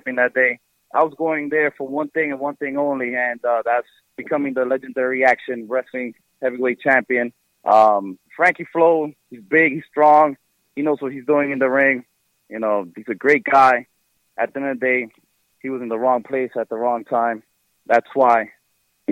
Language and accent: English; New York City, New York, United States; my hometown of New York City, in Washington Heights.